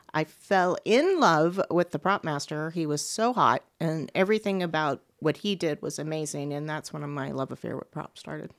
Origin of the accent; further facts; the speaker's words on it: Beaumont, Texas, United States; moved away; I'm from Beaumont, Texas